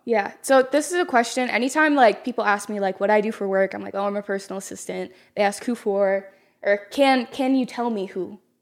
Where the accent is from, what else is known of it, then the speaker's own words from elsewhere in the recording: North Texas, United States; I'm from North Texas, small town.